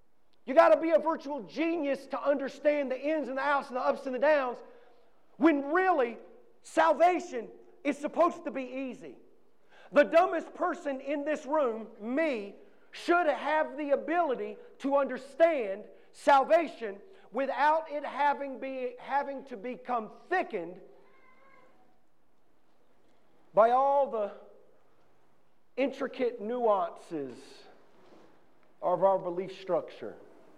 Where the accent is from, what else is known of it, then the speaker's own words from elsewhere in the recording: New London, North Carolina, United States; I'm from Stanley County, North Carolina. I grew up in a little town called New London, right outside of Albemarle, North Carolina.